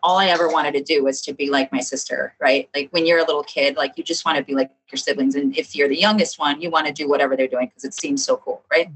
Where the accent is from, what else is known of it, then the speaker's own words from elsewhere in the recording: Chicago, Illinois, United States; I'm from South Chicago